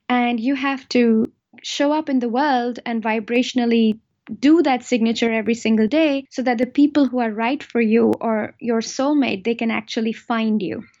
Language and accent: English; India; now in Germany; I am originally from India, and I am married to a German, and I am a German citizen now, but still very much an Indian at heart